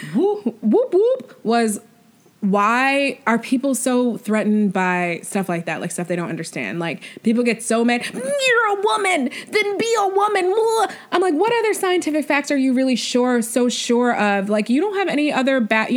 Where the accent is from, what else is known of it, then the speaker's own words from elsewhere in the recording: New York, United States; me being from New York State, but then like being a New Yorker for like 10 years